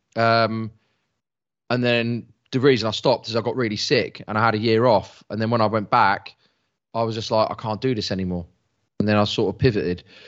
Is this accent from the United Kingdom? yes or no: yes; England, United Kingdom; I'm English.